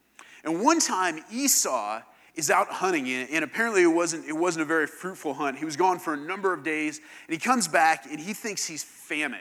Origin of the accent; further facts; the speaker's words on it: Kansas, United States; moved away; it gets cold in Kansas